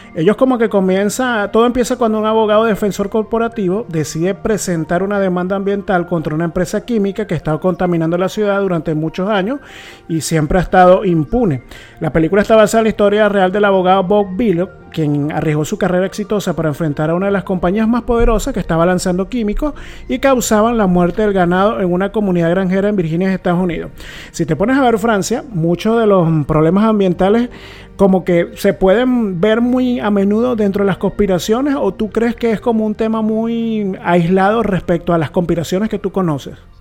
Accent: Puerto Ordaz, Bolívar, Venezuela; somos de Puerto Ordaz

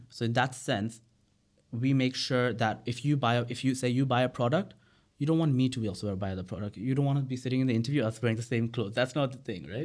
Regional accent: Bangladesh; also born or lived in United Kingdom; I was from Bangladesh

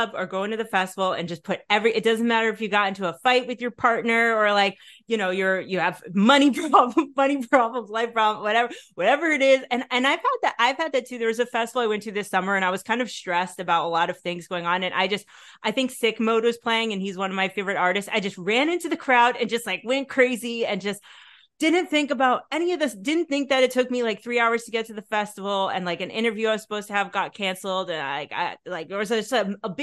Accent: New York, United States; now in Netherlands; I grew up in Yankee Stadium, basically in New York.

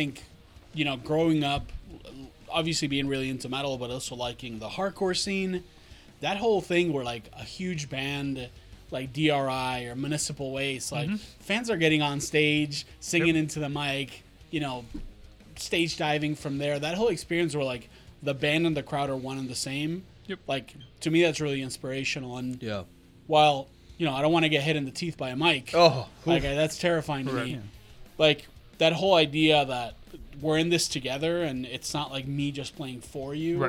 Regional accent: Argentina; I'm from Argentina and we have an incredible metal scene there, but the bands sort of never really make it out there

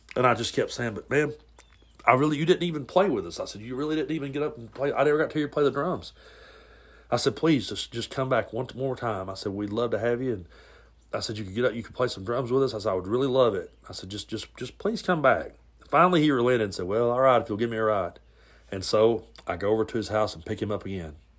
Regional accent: the South, United States; growing up in the South, being a Southern boy

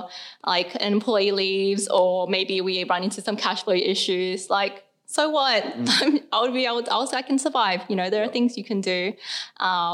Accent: Sydney, New South Wales, Australia; we grew up around the Cabra area

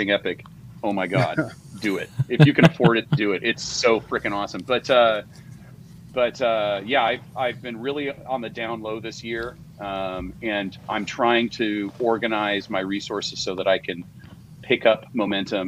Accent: San Jose, California, United States; born or raised there; also born or lived in Mountain View, California / Sunnyvale, California

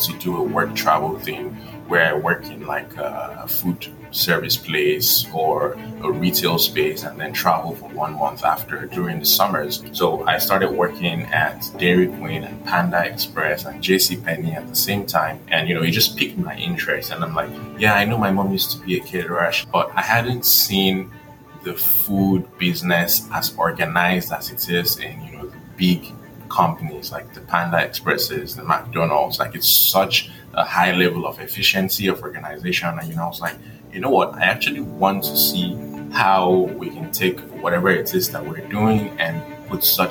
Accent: Akure, Ondo, Nigeria; moved away as an adult; also born or lived in Lagos, Nigeria / Ogun State, Nigeria; now in United States; my dad got transferred from Lagos to Akure, Ondo State. So, you know, I lived there, went to primary school in Akure

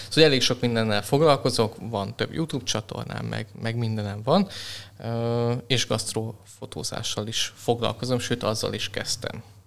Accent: Hungary; moved away as an adult; now in Budapest, Hungary; ugye felkerültem Budapestre, én vidékről származom

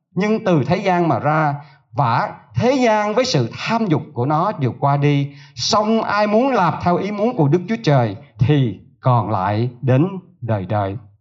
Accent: Southern Vietnam, Vietnam; tôi là người miền Nam

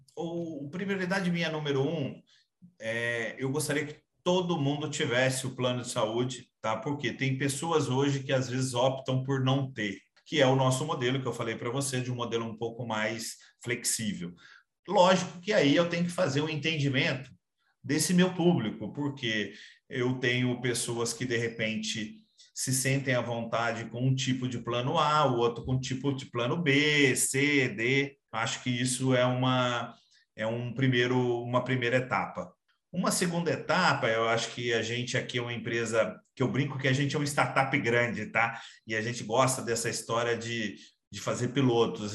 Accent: Minas Gerais, Brazil; sou mineiro

